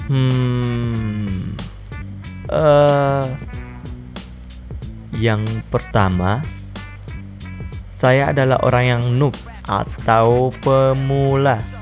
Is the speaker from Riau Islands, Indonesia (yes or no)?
no; Makassar, South Sulawesi, Indonesia; saya adalah orang asli Makassar. Jadi jika suatu saat logat saya berubah dari bahasa Indonesia baku ke bahasa Makassar asli yang kayak begini toh